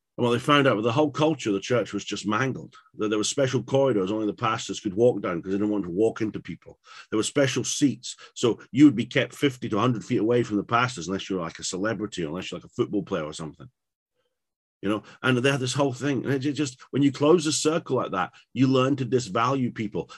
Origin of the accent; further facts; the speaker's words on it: England, United Kingdom; I'm from England.